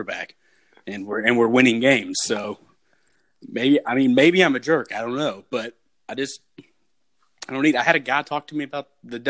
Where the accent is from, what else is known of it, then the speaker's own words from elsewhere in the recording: United States; I don't want to make my own food, obviously, because I'm American.